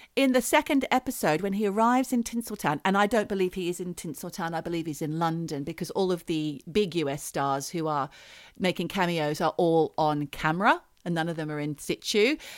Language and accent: English; Australia; we so unpopular with New Zealanders as Australians